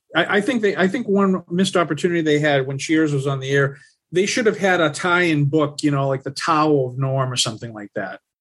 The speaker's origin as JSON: {"language": "English", "town": "Lawrence", "region": "Massachusetts", "country": "United States", "tie": "born or raised there", "said": "I'm from I'm from Massachusetts. I grew up in a city called Lawrence."}